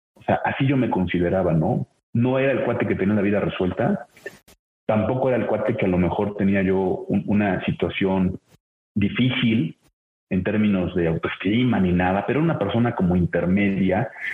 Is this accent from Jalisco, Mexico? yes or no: no; Puebla, Mexico; soy poblano